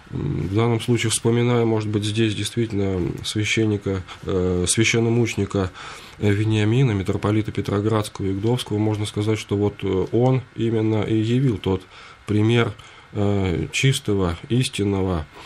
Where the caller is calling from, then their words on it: Pskov Oblast, Russia; я из Псковской области, верующий ….